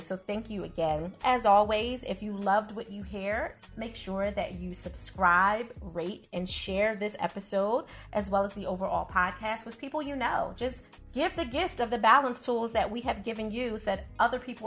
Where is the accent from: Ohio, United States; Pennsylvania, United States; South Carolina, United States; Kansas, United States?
Pennsylvania, United States; Philadelphia; I'm not a New Yorker by background. I'm born and raised in Philadelphia